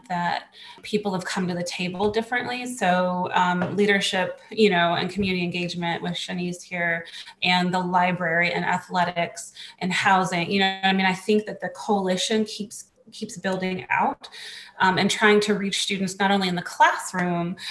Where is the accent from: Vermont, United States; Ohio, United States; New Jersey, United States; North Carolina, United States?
North Carolina, United States; Charlotte; I'm from Charlotte. I went to West Charlotte High School. I went to Piedmont Middle School. I went to Hickory Grove Elementary School